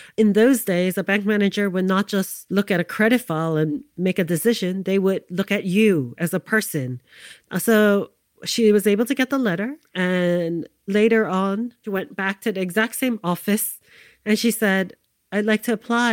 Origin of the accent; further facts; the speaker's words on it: New York City, New York, United States; I grew up in New York City, Manhattan, downtown in the Lower East Side, the 1970s